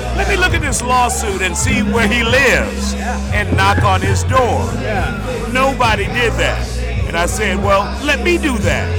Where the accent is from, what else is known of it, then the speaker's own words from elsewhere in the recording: Baton Rouge, Louisiana, United States; moved away as an adult; My hometown is Baton Rouge, Louisiana, four and a half hours from Houston